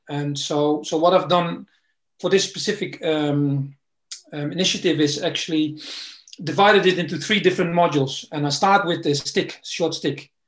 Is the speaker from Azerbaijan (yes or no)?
no; Netherlands; also born or lived in East London, United Kingdom; now in London, United Kingdom; I'm originally from the Netherlands. Came to the UK um, some time ago